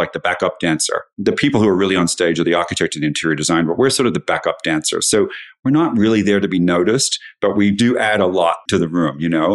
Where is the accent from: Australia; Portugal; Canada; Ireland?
Australia; moved away as an adult; now in United States; I grew up in Australia and I moved to the U S for love that didn't work out